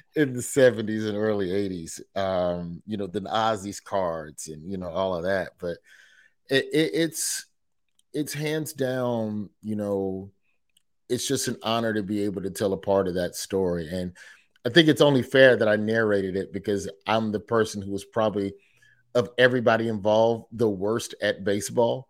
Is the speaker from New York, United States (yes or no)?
yes; New York, United States; I was born in New York